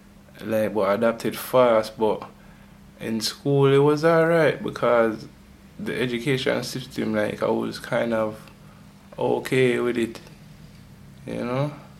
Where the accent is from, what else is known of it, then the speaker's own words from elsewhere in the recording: London, United Kingdom; growing up in London, meeting people and, like, knowing what London is like